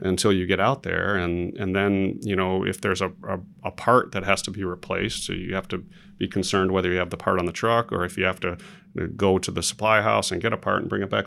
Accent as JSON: {"language": "English", "town": "Chicago", "region": "Illinois", "country": "United States", "tie": "born or raised there", "moved": "yes", "lives_now": "Dallas, United States", "said": "Originally from Chicago, Illinois, born and raised"}